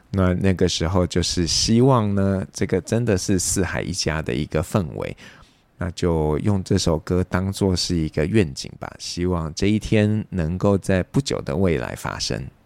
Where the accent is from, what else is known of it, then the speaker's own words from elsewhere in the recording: Taipei, Taiwan; 像我自己啊，是一个土生土长的台北人